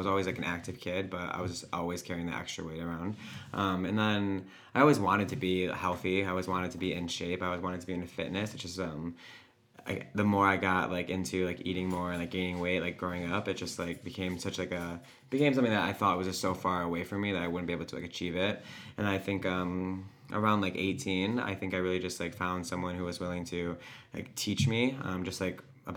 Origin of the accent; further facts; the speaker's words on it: Honeoye, near Rochester, New York, United States; I grew up in Honeyway